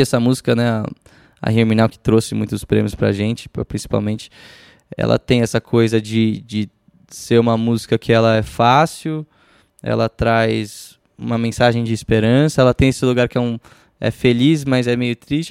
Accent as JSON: {"language": "Portuguese", "country": "Brazil", "said": "sou brasileiro"}